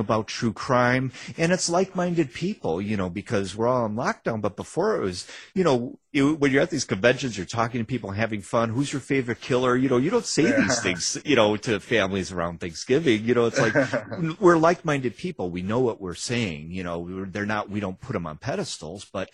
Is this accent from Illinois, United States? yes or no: yes; Chicago, Illinois, United States; We grew up in Chicago on the Northwest side